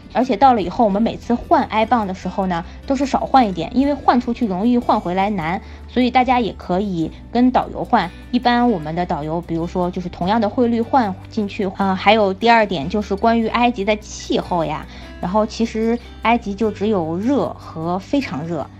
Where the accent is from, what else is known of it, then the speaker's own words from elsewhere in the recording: Lanzhou, Gansu, China; now in Shanghai, China; 我作为一个在兰州出生、兰州长大的人